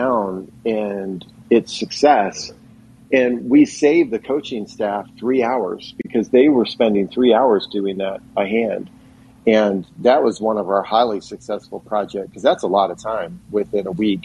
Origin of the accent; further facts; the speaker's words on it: Philadelphia, Pennsylvania, United States; the town I grew up in Philadelphia area